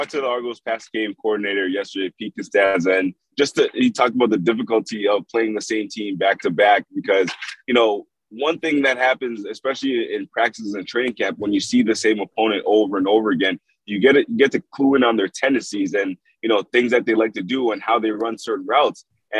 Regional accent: Toronto, Ontario, Canada; growing up in Toronto

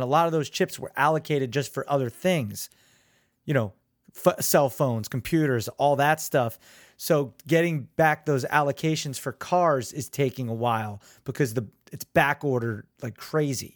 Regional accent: Neptune, New Jersey, United States; also born or lived in Belmar, New Jersey; I'm from Neptune. I live in Belmar

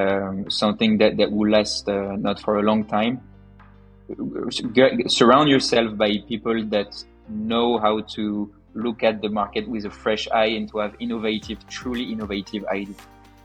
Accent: Paris, Île-de-France, France; I was born in France, as you said, in the beautiful city of Paris, and I completed all of my studies there.

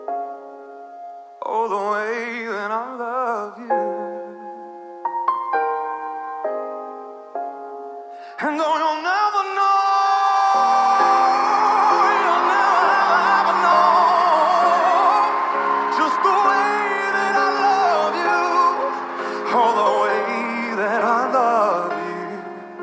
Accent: East Tennessee, United States; now in Orange County, United States; I'm originally from East Tennessee, but right now I live in Orange County

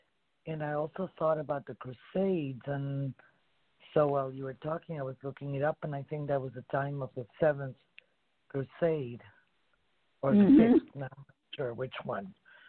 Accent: Buenos Aires, Argentina; moved away; My city of birth is Buenos Aires, just like his. I was born in November the 8th, back in 1949, the 8th.

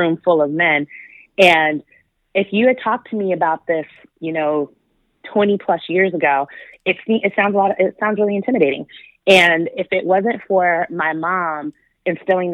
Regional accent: Michigan, United States; moved away as an adult; now in Southern California, United States; I grew up in Michigan

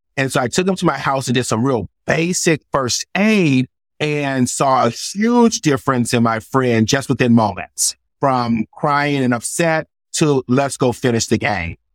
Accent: United States; I grew up poor in America

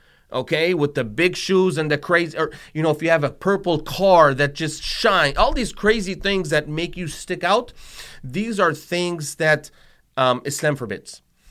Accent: Tunisia; like when I grew up in Tunisia, they used to wear the hijab.

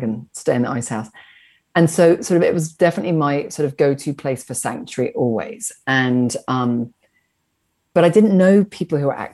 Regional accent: Wiltshire, South West England, United Kingdom; I grew up in the British aristocracy in Wiltshire in England.

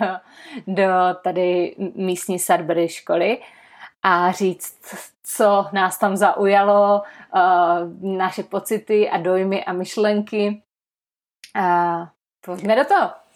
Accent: Czechia; My v Česku

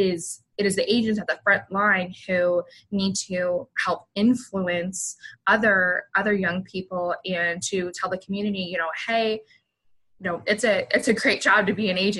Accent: the South, United States; And I'm originally from the South.

